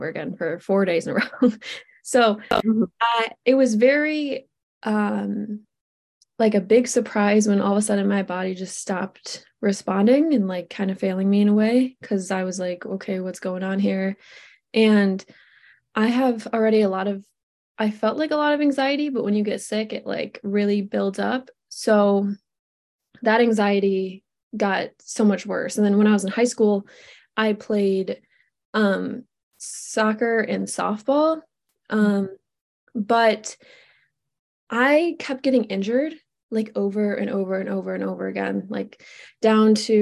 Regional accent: upstate New York, United States; I am from the Northeast. I'm from New York, more upstate

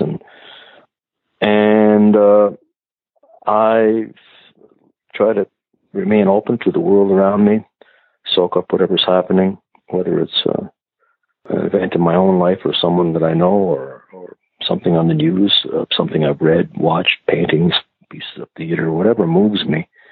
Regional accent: Rustico, Prince Edward Island, Canada; also born or lived in Dartmouth, Nova Scotia; when I was a kid growing up in Rustico, a small community in the North Shore of PEI

